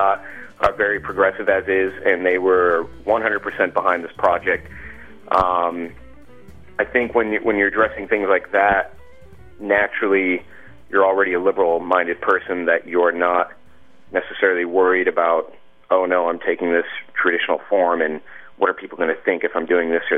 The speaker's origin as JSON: {"language": "English", "country": "United States", "tie": "born or raised there", "said": "I was born in America and, you know, I'm an Indian American"}